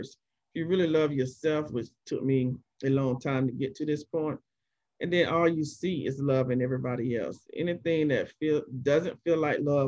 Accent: Columbus, Georgia, United States; moved away; also born or lived in Atlanta / Florida; I grew up in Columbus, Georgia

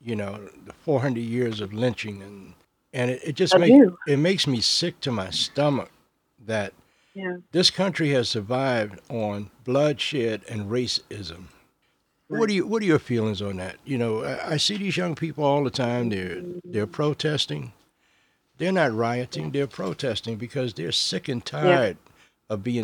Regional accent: Washington, District of Columbia, United States; I grew up in Washington, D.C.

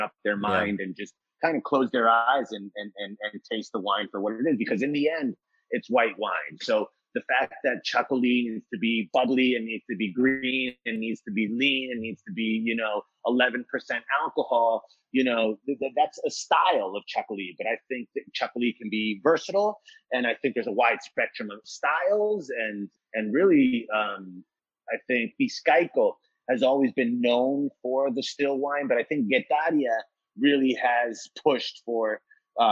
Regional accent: United States; also born or lived in Seville, Spain; I grew up here in the States

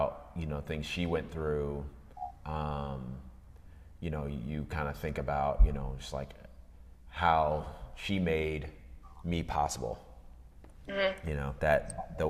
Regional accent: D.C. area, Northern Virginia, United States; also born or lived in Atlanta, Georgia; I was born in Atlanta, lived, and then my dad's work transferred us to Northern Virginia, D.C. area, all the way up through college

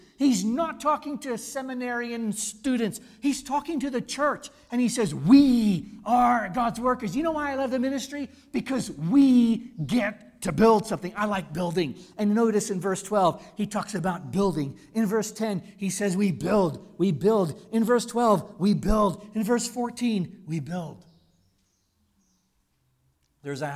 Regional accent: United States; moved away as an adult; now in South Africa; I'm an American

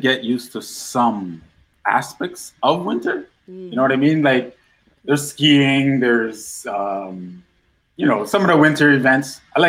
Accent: New Amsterdam, East Berbice-Corentyne, Guyana; born there; I was born in South America, Guyana. Mm-hmm. One of the cities, well, the capital there is like Georgetown, but I was born in Berbice. Mm-hmm. And if you're Guyanese, you already know where Berbice is. It's New Amsterdam, but it's just a little town across the lake.

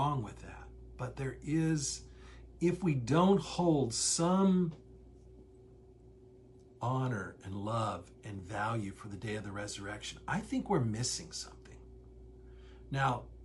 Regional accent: Midwest, United States; growing up in the Midwest, small town culture

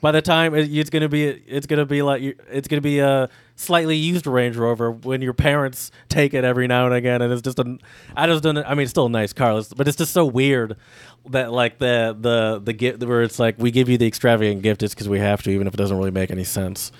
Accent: Midwest, United States; we're from the Midwest

